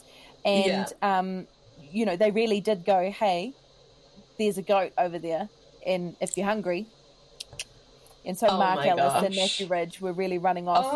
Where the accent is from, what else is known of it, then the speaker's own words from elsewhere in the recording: New Zealand; being polite as a Kiwi